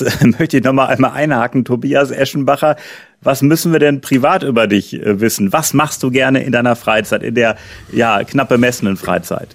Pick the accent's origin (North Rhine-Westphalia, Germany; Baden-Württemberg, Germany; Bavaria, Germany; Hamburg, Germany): North Rhine-Westphalia, Germany; Münster; in Münster, in meiner Heimat hier.